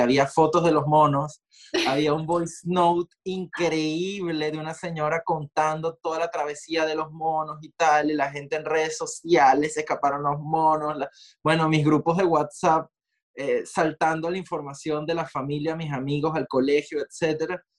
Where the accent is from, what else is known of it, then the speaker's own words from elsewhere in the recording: Maracay, Aragua, Venezuela; moved away as an adult; also born or lived in Caracas; now in New York, United States; Si bien crecí en Caracas, nací en Caracas, crecí en Maracay